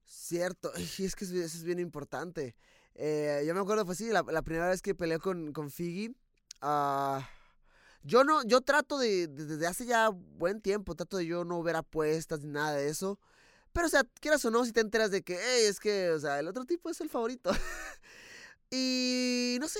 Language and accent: Spanish; Mexico; como mexicano